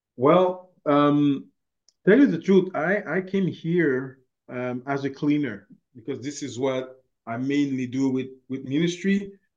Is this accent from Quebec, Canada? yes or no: yes; Montreal, Quebec, Canada; moved away as an adult; also born or lived in Haiti (ancestry); now in Rimouski, Canada; I was born and raised in Montreal. Uh, I always live uh, my life there. Actually, the only time that I actually left uh, Montreal was to come to uh, work in Rimouski